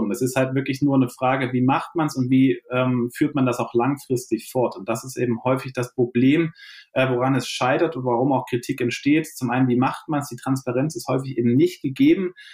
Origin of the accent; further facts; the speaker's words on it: Dresden, Saxony, Germany; born there; now in Hamburg, Germany; bin selbst gebürtiger Dresdner und äh, über ein Sportstudium dann doch immer mehr in die Nachhaltigkeitsszene abgedriftet.